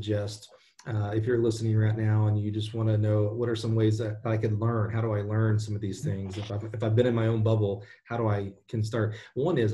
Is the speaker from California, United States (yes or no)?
no; Alabama, United States; I'm a kid from Alabama.